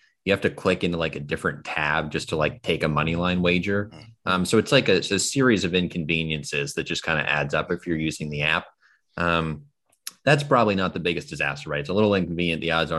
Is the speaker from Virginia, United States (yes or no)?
yes; Virginia, United States; Yeah, so I came from Virginia to sort of the DC area